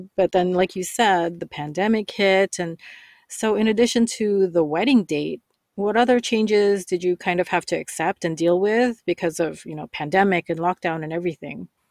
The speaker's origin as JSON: {"language": "English", "country": "Canada", "tie": "born or raised there", "said": "I'm Canadian and I've lived here all my life"}